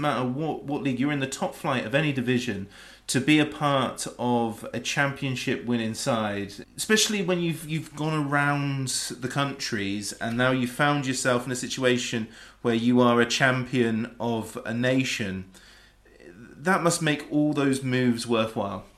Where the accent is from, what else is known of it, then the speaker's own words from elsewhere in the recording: England, United Kingdom; as an Englishman